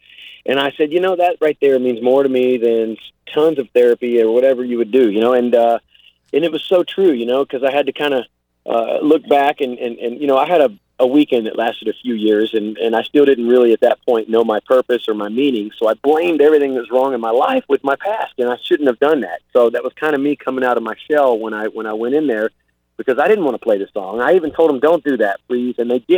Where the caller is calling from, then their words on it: Palm Beach, Florida, United States; Beautiful Palm Beach.